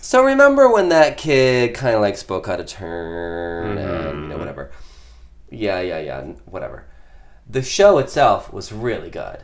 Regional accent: Midwest, United States; growing up in the Midwest

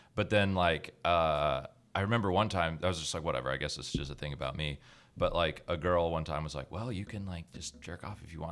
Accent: Georgia, United States; I, I grew up in Georgia my whole life, but my dad's from Canada and my mom's from New York

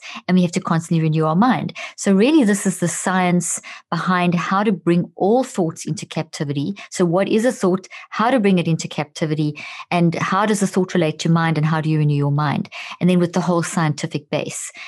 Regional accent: South Africa; also born or lived in Zimbabwe; I was born in Zimbabwe and grew up in South Africa

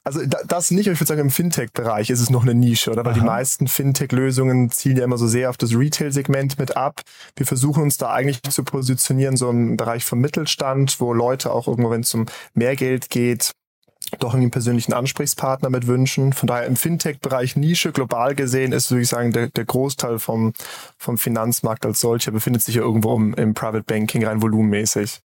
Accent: Switzerland; bei uns in der Schweiz

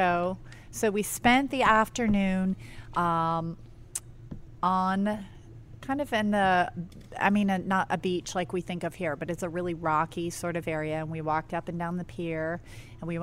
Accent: New England, United States; also born or lived in Dublin, Ireland; I grew up in the New England area

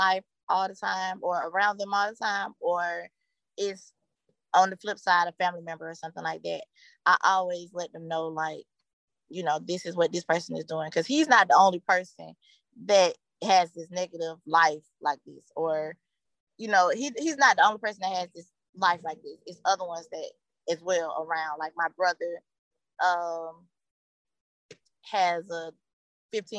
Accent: Atlanta, Georgia, United States; also born or lived in Stone Mountain, Georgia; I was raised in Summer Hills. It was the projects

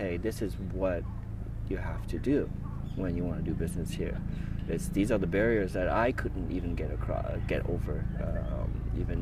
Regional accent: United States; moved away as an adult; also born or lived in Vietnam; now in Tokyo, Japan; when I was growing up in America

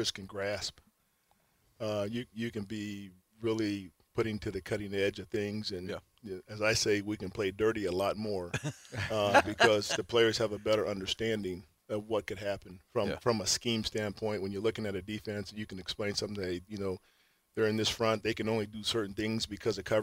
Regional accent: California, United States; moved away as an adult; now in Houston, United States; I was born and raised in California.

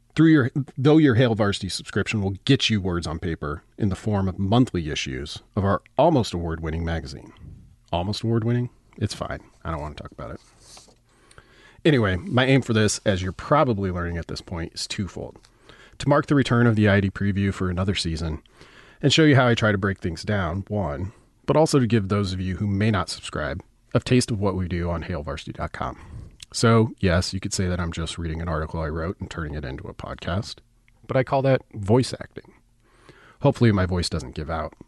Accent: Nebraska Panhandle, United States; I grew up in the Panhandle, and all of my references begin in the West

